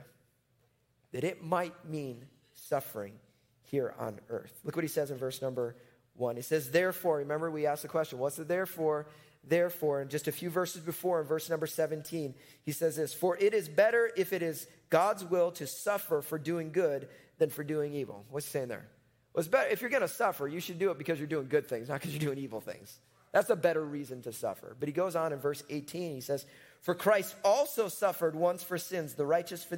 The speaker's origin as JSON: {"language": "English", "town": "Chicago", "region": "Illinois", "country": "United States", "tie": "born or raised there", "said": "I'm from Chicago. That's where I grew up."}